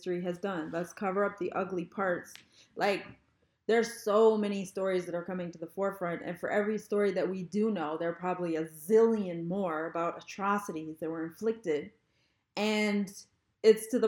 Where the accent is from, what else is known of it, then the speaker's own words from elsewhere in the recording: Canada; my experience traveling as a Canadian